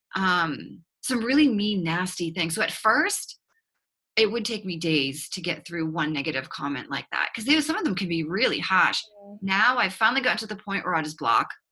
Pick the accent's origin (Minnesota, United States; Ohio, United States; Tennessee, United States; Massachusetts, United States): Massachusetts, United States; Boston; accent: Boston; now in Austin, United States; you will pick up on a slight accent uh, that is not from Texas. It's actually from Boston, Massachusetts.